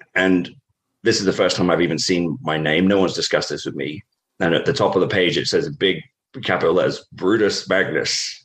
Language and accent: English; Norfolk, East Anglia, East of England, United Kingdom; moved away; I grew up in Norfolk, uh, in on the east East Anglia in England.